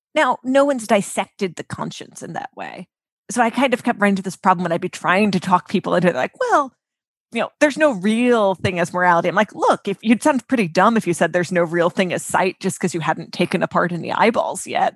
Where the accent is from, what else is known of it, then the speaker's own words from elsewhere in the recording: United States; we're American